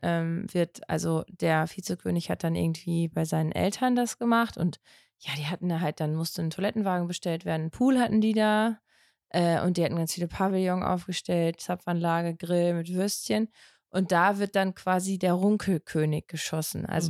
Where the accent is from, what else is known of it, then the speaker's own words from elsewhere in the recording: North Rhine-Westphalia, Germany; Also für mich als Ostwestfälin